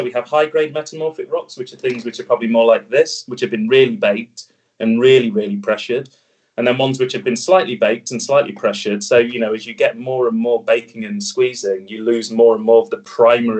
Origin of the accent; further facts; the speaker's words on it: Derbyshire, East Midlands, United Kingdom; where I'm from, I'm from Derbyshire